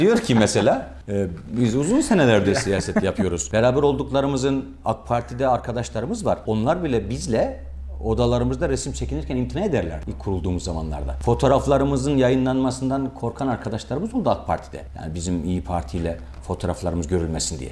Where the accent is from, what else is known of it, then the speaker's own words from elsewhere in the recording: Black Sea Region, Turkey; Ben mizacen e, herhalde Karadenizliyim